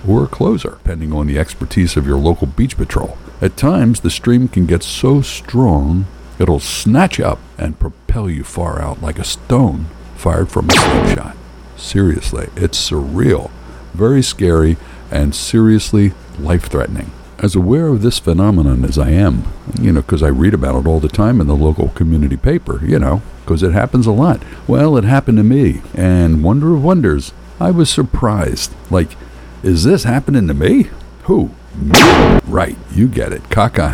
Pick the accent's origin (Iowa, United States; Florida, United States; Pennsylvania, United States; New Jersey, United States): Pennsylvania, United States; Philadelphia; We're from North Philly, and when I was a kid, most of our relatives lived within a 10-block area